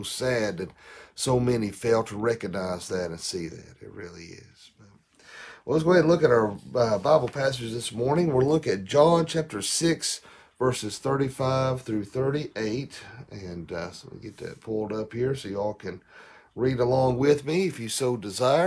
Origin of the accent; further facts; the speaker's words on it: the South, United States; I'm from the South.